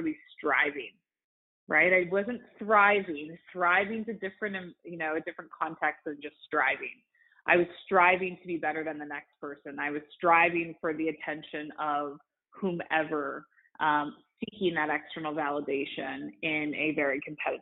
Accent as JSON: {"language": "English", "country": "Canada", "said": "I'm Canadian, and you might hear that through some of my speech"}